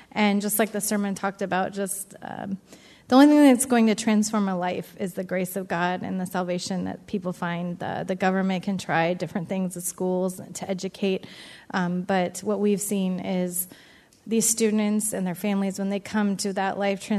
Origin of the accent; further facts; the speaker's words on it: Edgewood, United States; moved away; I grew up in Edgewood. … they moved to Arizona back in 2002.